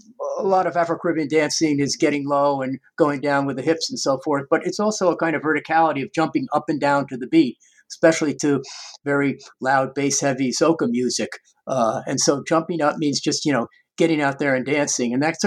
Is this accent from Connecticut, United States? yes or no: no; New York, United States; now in Brooklyn, United States; I was actually born and raised in the New York suburb out on Long Island, but I've been living here in Brooklyn since 1985. So I kind of feel Brooklyn is my home.